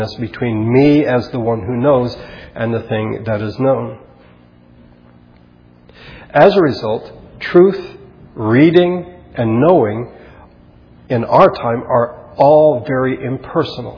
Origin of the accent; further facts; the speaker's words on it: Philippines; when I was growing up in the Philippines